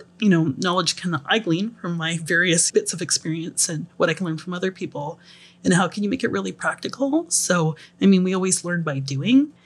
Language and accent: English; Vancouver Island, British Columbia, Canada; I'm from Vancouver Island